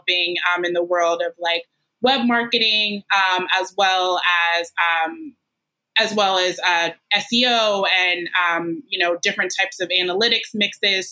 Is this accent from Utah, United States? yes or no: no; Washington, District of Columbia, United States; I grew up in the Washington, D.C. Area